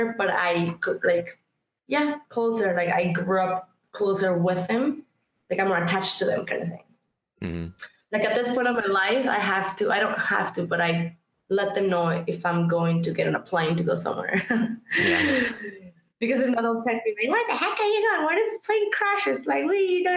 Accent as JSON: {"language": "English", "region": "San Luis Potosí", "country": "Mexico", "tie": "born or raised there", "moved": "yes", "lives_now": "Canada", "said": "I was born and raised in Mexico, San Luis to be exact, which is four or five hours north of Mexico City."}